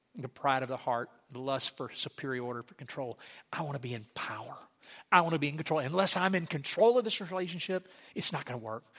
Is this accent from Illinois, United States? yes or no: no; Sligo, Louisiana, United States; moved away; I grew up in Slagga, Louisiana